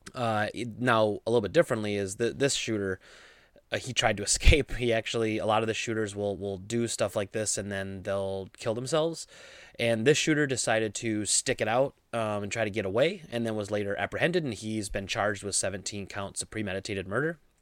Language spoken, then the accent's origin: English; Midwest, United States; I grew up in the Midwest, I grew up around guns